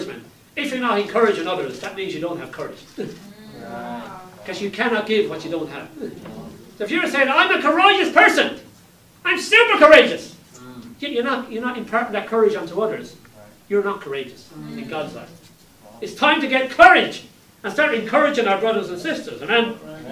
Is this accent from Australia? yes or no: no; Ireland; when I was growing up in Ireland, many years ago